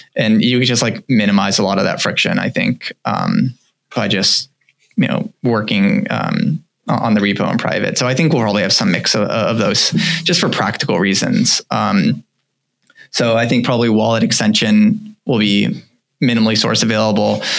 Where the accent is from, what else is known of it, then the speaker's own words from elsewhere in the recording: United States; I think we're all American, we all kind of come from the U.S.